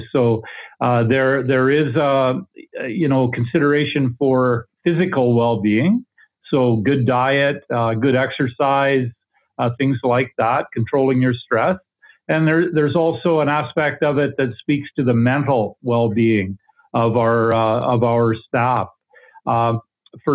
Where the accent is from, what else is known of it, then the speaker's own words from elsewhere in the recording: Paradise Valley, Alberta, Canada; No, I'm actually from Eastern Alberta.